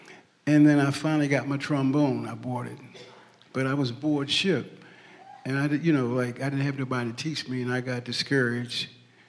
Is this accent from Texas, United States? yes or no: no; Baltimore, Maryland, United States; also born or lived in Winnipeg, Canada; now in Minneapolis, United States; Baltimore, Maryland.